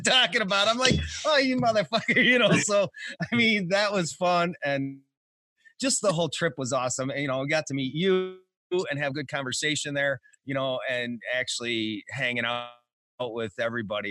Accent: Detroit, Michigan, United States; I'm from Detroit

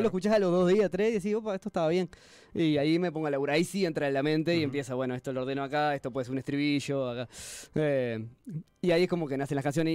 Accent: Canelones, Uruguay; yo soy de Canelones

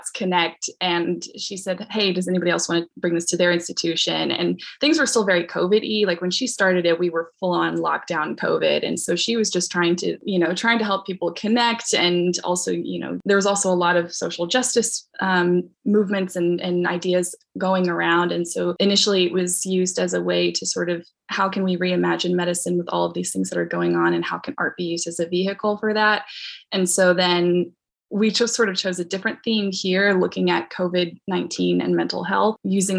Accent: Central Kentucky, United States; I'm from Central Kentucky and still here

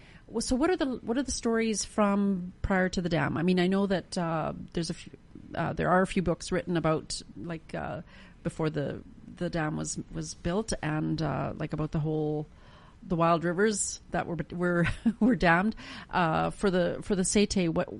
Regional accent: near the Bennett Dam, British Columbia, Canada; I grew up near the Bennett Dam, or relatively near, and I was born the year that it was finished

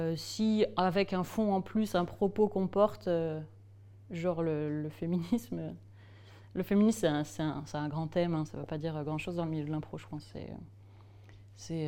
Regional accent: Strasbourg, Grand Est, France; Je suis née à Strasbourg

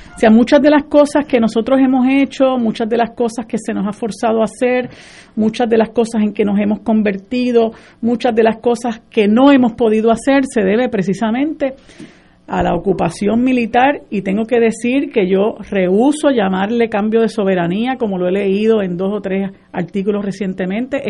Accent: Puerto Rico; nosotros como puertorriqueños

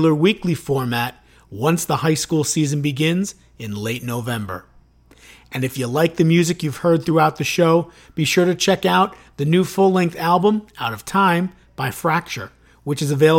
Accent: Chicago, Illinois, United States; moved away; I'm from Chicago originally

